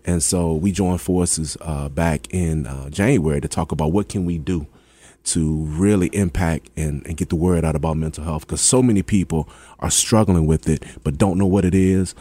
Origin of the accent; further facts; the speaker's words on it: Hampton, Virginia, United States; I'm from Hampton